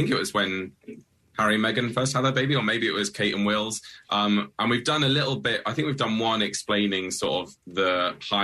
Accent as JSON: {"language": "English", "country": "United Kingdom", "said": "someone who has represented our country and worked for our country"}